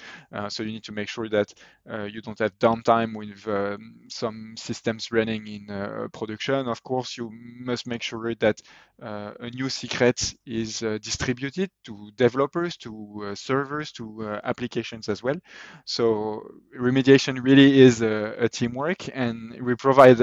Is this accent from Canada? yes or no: no; France; accent: French; English is a second language; my French accent